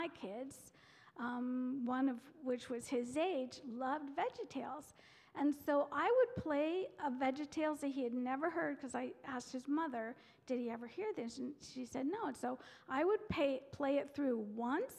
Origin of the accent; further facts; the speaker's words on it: Pennsylvania Dutch culture, United States; I was raised in the Pennsylvania Dutch culture